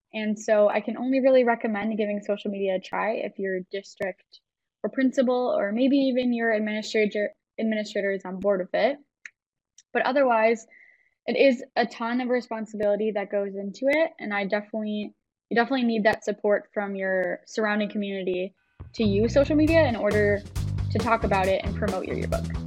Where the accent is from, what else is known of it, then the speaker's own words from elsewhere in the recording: Wisconsin, United States; moved away as an adult; now in Minnesota, United States; I am actually from Wisconsin, but I decided to cross the border a few years ago